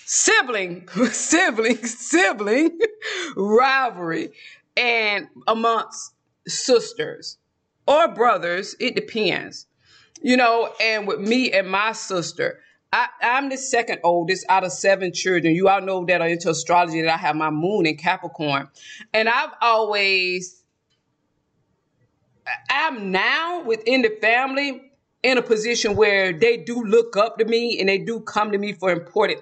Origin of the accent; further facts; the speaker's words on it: South Georgia, United States; accent: Southern; moved away as an adult; now in Texas, United States; I'm from South Georgia